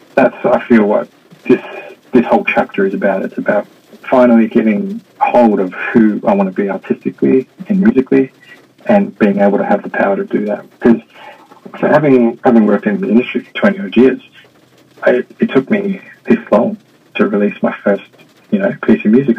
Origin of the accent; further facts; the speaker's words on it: Melbourne, Victoria, Australia; moved away as an adult; also born or lived in Sydney, Australia; now in Hong Kong; I'm from Australia. I grew up in Melbourne, spent most of my working career in Sydney.